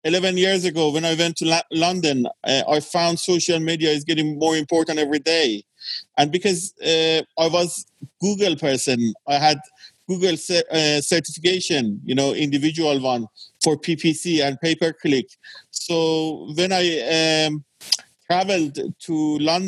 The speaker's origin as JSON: {"language": "English", "country": "Iran", "tie": "born or raised there", "also_born_or_lived": "England"}